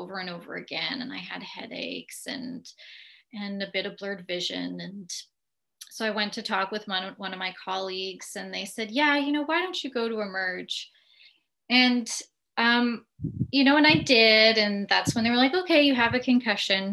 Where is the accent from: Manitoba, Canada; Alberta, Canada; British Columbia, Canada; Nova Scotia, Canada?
Manitoba, Canada; Winnipeg; moved away as an adult; now in Ottawa, Canada; I always feel the need to tell people that I'm from Winnipeg. You know, you could take the girl out of Winnipeg, but you can't take the Winnipeg out of the girl.